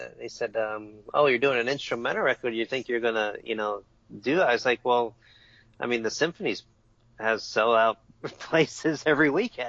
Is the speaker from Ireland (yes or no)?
yes; Ireland; considering I'm Irish. I don't know why I like flamenco.